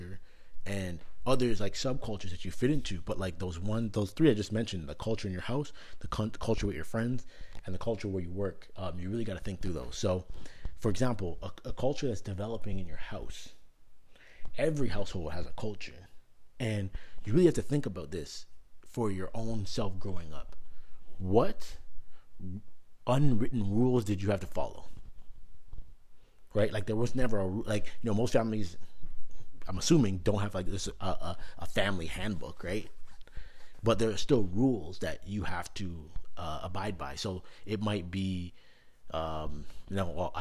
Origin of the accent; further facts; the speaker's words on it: Canada; now in United States; growing up in Canada